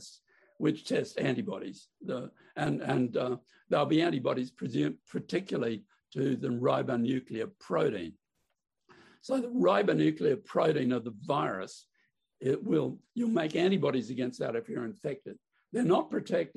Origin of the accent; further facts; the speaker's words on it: Queensland, Australia; now in Melbourne, Australia; I'm a Queenslander by birth.